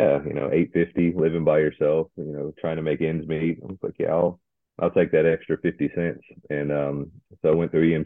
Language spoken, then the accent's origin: English; Columbia, South Carolina, United States; now in North Alabama, United States; I grew up in South Carolina in Columbia.